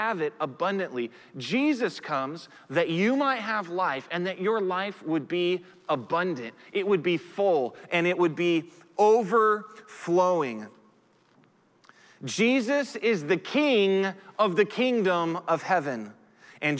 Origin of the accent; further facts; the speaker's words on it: United States; I'm a citizen of the United States of America simply because I was born in the United States of America